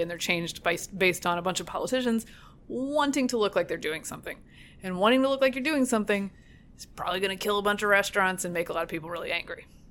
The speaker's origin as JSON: {"language": "English", "region": "North Carolina", "country": "United States", "moved": "yes", "lives_now": "Virginia, United States", "said": "my home state"}